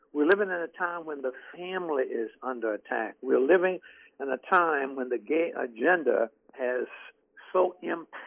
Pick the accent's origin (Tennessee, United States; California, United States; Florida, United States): Florida, United States; Jacksonville; in Jacksonville, Florida, which happens to be my hometown.